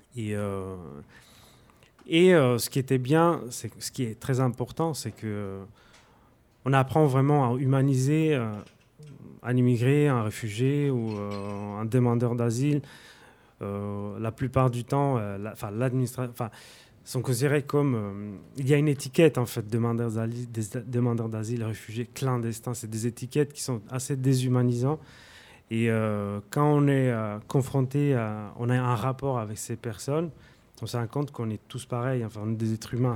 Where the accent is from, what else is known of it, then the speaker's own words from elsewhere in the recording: Sardinia, Italy; accent: Sardinian; French is a second language; moved away as an adult; also born or lived in Naples, Italy; now in Paris, France; je parle italien, j'ai un accent sarde qui est très très marqué